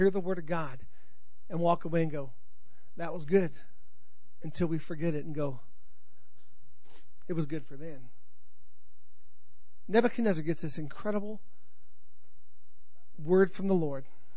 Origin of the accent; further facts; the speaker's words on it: Colorado, United States; accent: Colorado; my Colorado accent